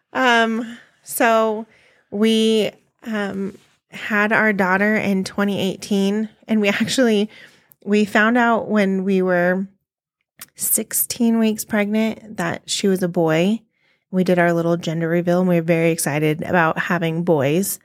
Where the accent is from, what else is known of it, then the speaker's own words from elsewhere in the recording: California, United States; moved away as an adult; now in Colorado, United States; we're from California